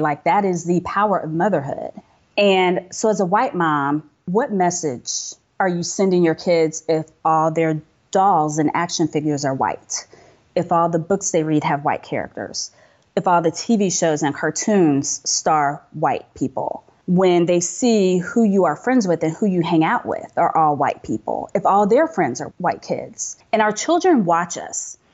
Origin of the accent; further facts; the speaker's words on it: United States; I'm American